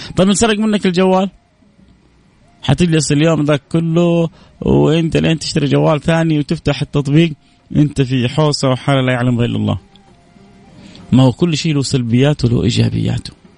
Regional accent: Saudi Arabia; عندنا في السعودية

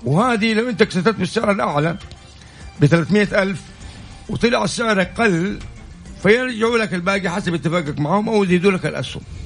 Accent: Saudi Arabia; عندنا في السعوديه

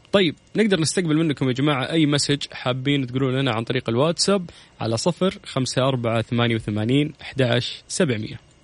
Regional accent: Saudi Arabia; عندنا في السعودية

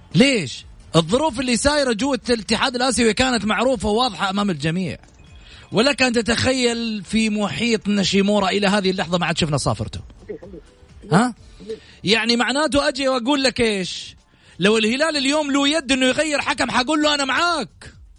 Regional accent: Saudi Arabia; احنا كسعوديين

